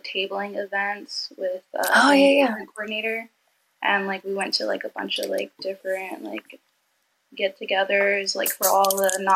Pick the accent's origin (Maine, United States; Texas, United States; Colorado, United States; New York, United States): Texas, United States; an hour north of Austin; I grew up about an hour north of Austin in like a military town.